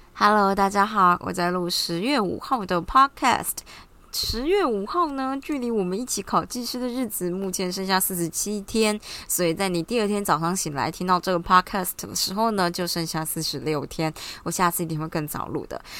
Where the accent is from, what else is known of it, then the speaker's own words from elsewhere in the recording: Taiwan; 我们就台湾人嘛，喜欢小确幸